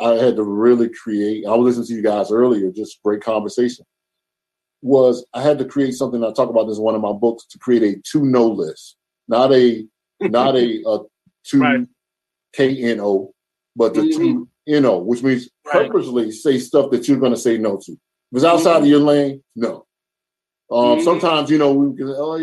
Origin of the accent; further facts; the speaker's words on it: Charlotte, North Carolina, United States; moved away; I'm from the South, from Charlotte